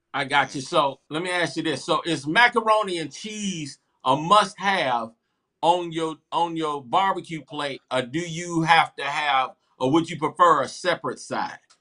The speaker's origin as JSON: {"language": "English", "town": "Columbia", "region": "South Carolina", "country": "United States", "said": "am from Columbia"}